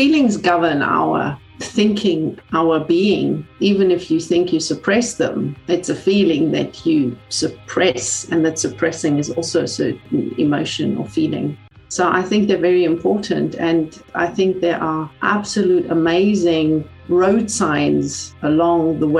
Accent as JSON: {"language": "English", "country": "Germany", "also_born_or_lived": "South Africa", "moved": "as an adult", "lives_now": "Sweden", "said": "I'm originally from Germany, but I spent about half my life living in South Africa. And currently, for the last 4 years, I reside in Sweden."}